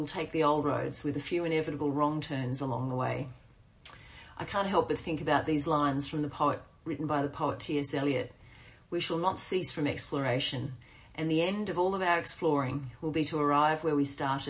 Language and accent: English; Queensland, Australia; moved away as an adult; back in my hometown, 25 years after I left